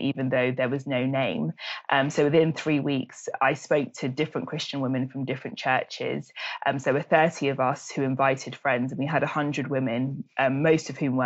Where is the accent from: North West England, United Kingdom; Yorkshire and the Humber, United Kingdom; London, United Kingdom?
London, United Kingdom; also born or lived in Nigeria; I'm British Nigerian. So I was born in Nigeria and then moved to London when I was 6 months old with my parents